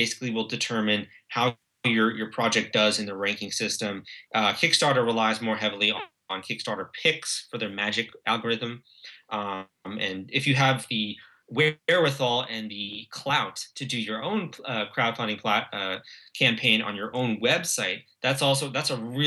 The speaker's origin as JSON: {"language": "English", "country": "United States", "said": "our country"}